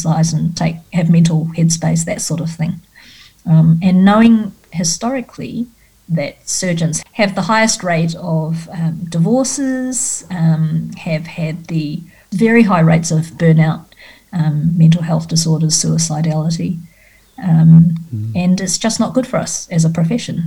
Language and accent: English; Australia; as an Australian